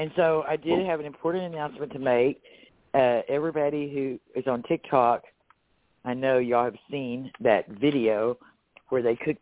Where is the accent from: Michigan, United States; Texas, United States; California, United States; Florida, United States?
Texas, United States; I'm such a Texan